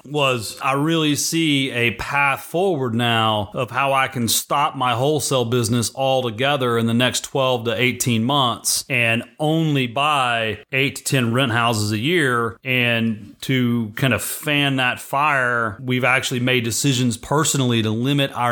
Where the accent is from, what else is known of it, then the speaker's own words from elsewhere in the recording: Rockwall, Texas, United States; Rockwall, Texas, my hometown